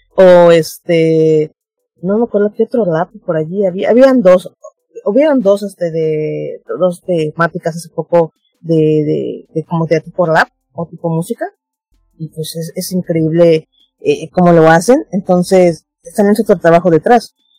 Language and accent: Spanish; Mérida, Yucatán, Mexico; yo soy de Yucatán, Mérida.